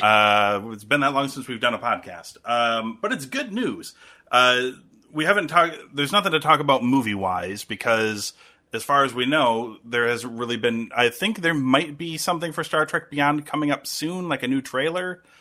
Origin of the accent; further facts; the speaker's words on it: United States; as an American